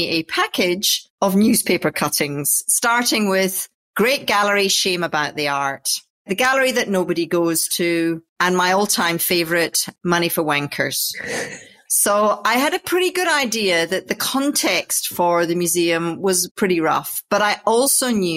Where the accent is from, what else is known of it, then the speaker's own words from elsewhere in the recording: Orkney Islands, Scotland, United Kingdom; moved away; I grew up in the Orkney Islands, which is basically drive as far as you can to the north of Scotland and take a ferry.